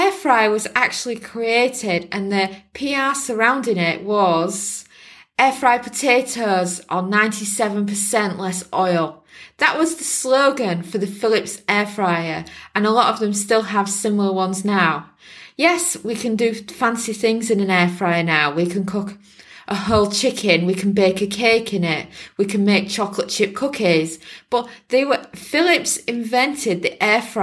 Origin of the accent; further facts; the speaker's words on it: Yorkshire and the Humber, United Kingdom; now in Portugal; we're from Yorkshire in England, and we're used to eating a lot of fish and chips.